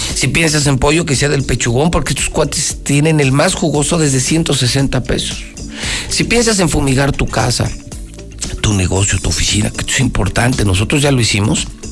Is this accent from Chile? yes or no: no; Aguascalientes, Mexico; la gente que sí nació en Aguascalientes, los que amamos Aguascalientes